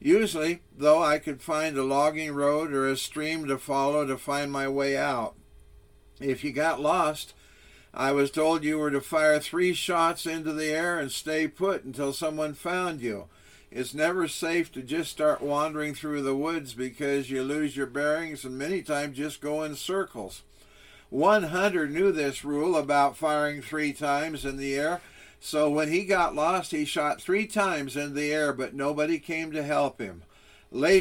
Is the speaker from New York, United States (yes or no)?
no; Walla Walla, Washington, United States; now in Sun Valley, Arizona, United States; I grew up in Walla Walla, Washington, situated at the foot of the Blue Mountains.